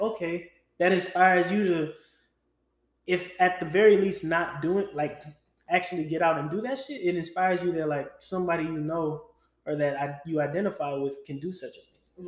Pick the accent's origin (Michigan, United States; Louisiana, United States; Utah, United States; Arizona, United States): Louisiana, United States; a kid growing up in Louisiana